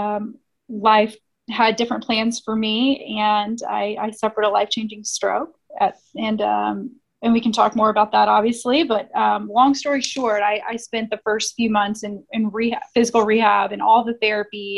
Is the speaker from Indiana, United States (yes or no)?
yes; Indianapolis, Indiana, United States; I am born and raised in Indianapolis, Midwest girl